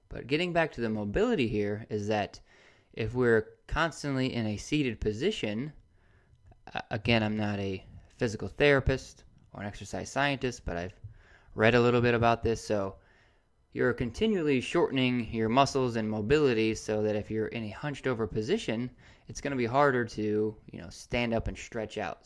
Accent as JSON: {"language": "English", "region": "Indiana", "country": "United States", "moved": "yes", "lives_now": "Gainesville, United States", "said": "I'm originally from Indiana"}